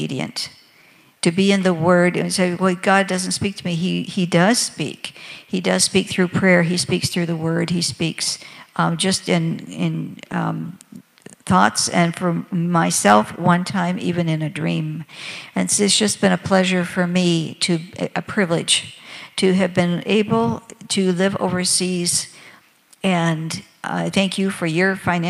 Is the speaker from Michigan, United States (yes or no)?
yes; Michigan, United States; moved away as an adult; also born or lived in Senegal; my home state of Michigan